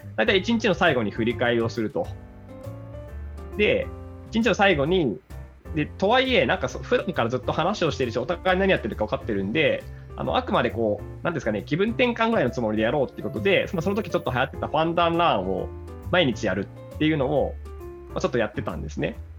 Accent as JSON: {"language": "Japanese", "region": "Aichi", "country": "Japan", "said": "愛知県から来ました"}